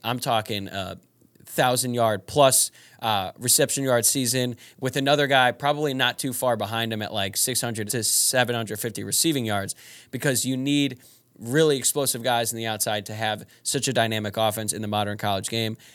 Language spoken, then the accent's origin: English; Louisville, Kentucky, United States; I'm from Louisville